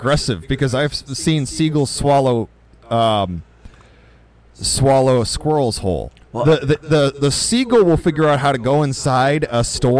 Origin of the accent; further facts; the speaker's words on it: United States; at least as an American